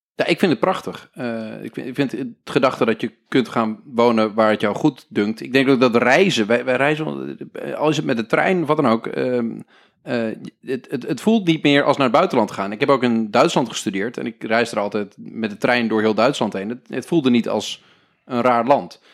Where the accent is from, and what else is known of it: Netherlands